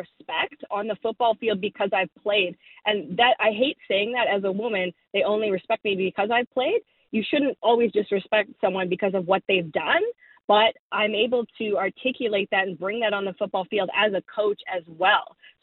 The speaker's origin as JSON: {"language": "English", "region": "Saskatchewan", "country": "Canada", "said": "I'm from Saskatchewan"}